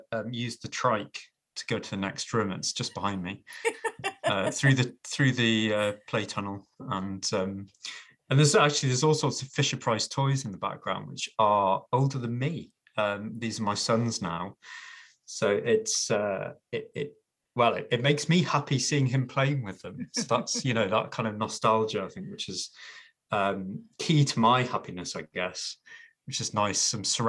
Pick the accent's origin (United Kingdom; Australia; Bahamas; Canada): United Kingdom; Newcastle, North East England; I am born and bred Geordie. I might not sound like it, but I was born in the Princess Mary Hospital nearly 43 years ago. It's not a hospital anymore. It's a block of luxury apartments. Just off the Great North Road in Jesmond, and grew up in Newcastle